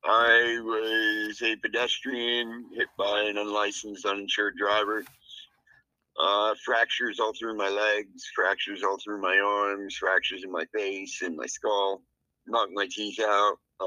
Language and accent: English; El Paso, Texas, United States; I'm originally from El Paso, Texas. I come from a military family, so I'm always been a nomad, like traveling all over and living all over the world.